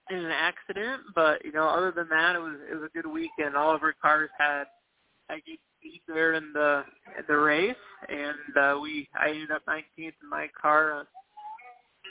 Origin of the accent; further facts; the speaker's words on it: Cedar Rapids, Iowa, United States; moved away; I grew up in Cedar Rapids and was from Cedar Rapids